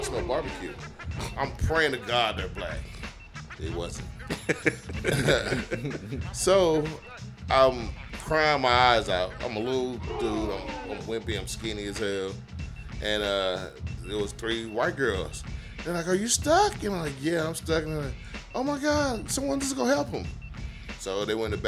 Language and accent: English; Houston, Texas, United States; I'm from Fifth Ward